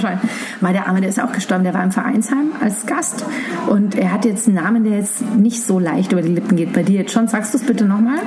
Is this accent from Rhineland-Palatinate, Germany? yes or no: no; Munich, Bavaria, Germany; Ich bin halt ein Schwabinger Kind. Ich bin in der Schellingstraße groß geworden